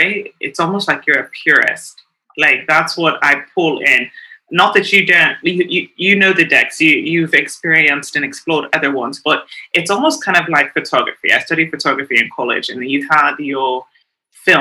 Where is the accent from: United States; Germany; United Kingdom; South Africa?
South Africa; me being a woman of color, being South African, I'm very tied and connected to my roots